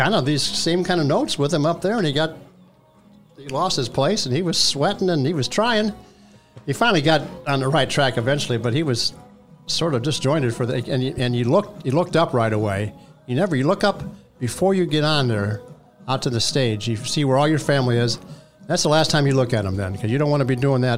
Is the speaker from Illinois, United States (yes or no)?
yes; Quincy, Illinois, United States; I grew up in Quincy, Illinois, kind of near St. Louis, 120 miles away